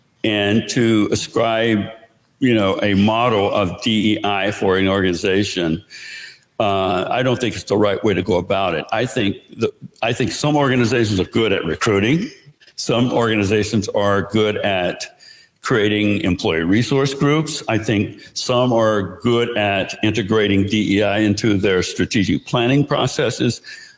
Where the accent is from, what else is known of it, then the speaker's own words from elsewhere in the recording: the South, United States; So I grew up in the South.